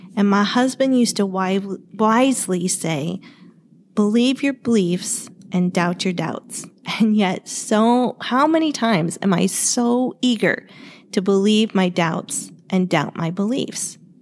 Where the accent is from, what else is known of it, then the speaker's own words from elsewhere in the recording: Ohio, United States; now in Arizona, United States; I grew up in Ohio